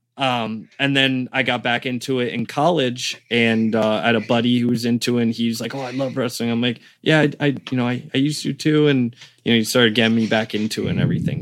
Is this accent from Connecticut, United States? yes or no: yes; Connecticut, United States; born or raised there; also born or lived in Caringbah, Sydney, Australia / Rhode Island